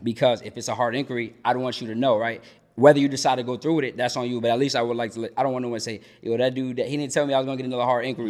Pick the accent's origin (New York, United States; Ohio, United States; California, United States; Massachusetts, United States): Massachusetts, United States; Boston; moved away as an adult; now in Georgia, United States; I'm from Boston, Mass, originally. Um, I've been here in Georgia now for about six months.